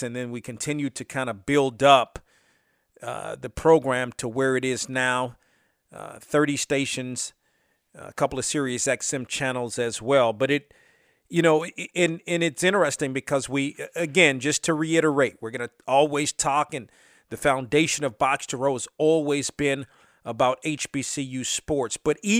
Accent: Washington, District of Columbia, United States; I grew up in the Washington area.

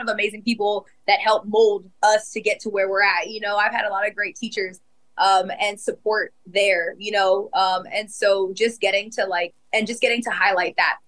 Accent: Winter Park, Florida, United States; Rollins, home, Winter Park, you know, my hometown.

